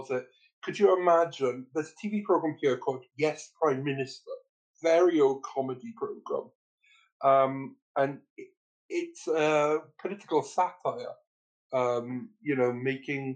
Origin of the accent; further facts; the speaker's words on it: Wales, United Kingdom; also born or lived in England; I'm a Welsh person